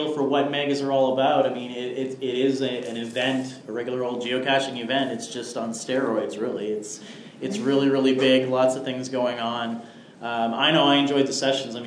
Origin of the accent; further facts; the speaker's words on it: Riverview, New Brunswick, Canada; now in Moncton, Canada; we're both from Riverview